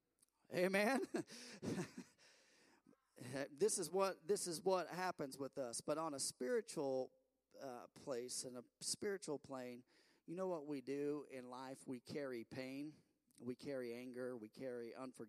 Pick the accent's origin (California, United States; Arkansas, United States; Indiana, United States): Indiana, United States; Bedford; We're from Bedford, Indiana